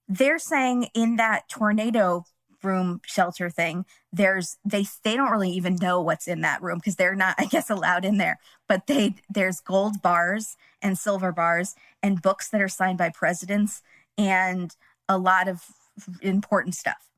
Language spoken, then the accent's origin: English; California, United States; we're from California